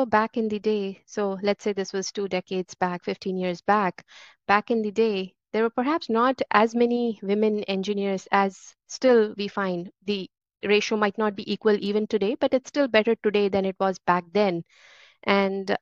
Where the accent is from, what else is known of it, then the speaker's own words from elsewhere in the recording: India; moved away as an adult; now in San Francisco Bay Area, United States; I grew up in India, but now I have spent more time in San Francisco Bay Area than in India